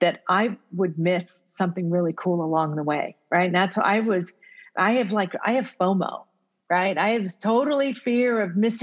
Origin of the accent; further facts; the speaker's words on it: United States; first language Italian; English is a second language; My first language is actually Italian. It's not English, because even though I was born here in the U.S., I grew up with parents who only spoke Italian at home.